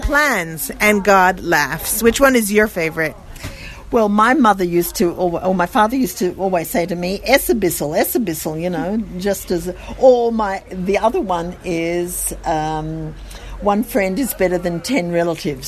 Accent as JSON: {"language": "English", "town": "Sydney", "region": "New South Wales", "country": "Australia", "accent": "Australian", "moved": "as an adult", "lives_now": "Jerusalem, Israel", "said": "I come from Sydney"}